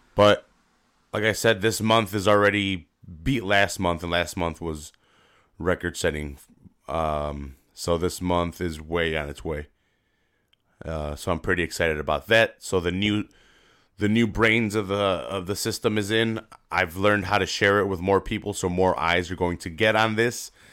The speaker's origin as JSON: {"language": "English", "town": "Chicago", "region": "Illinois", "country": "United States", "said": "I'm from Chicago"}